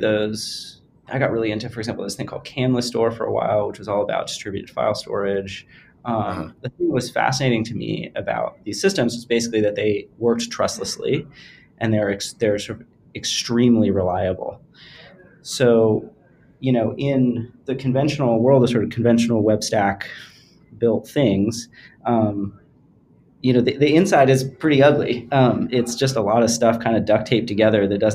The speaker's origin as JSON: {"language": "English", "region": "rural California", "country": "United States", "tie": "born or raised there", "also_born_or_lived": "New York", "moved": "as an adult", "said": "I grew up in sort of rural California"}